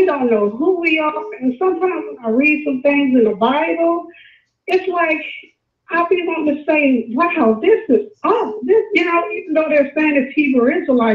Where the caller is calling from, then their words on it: Louisiana, United States; I'm calling from Louisiana.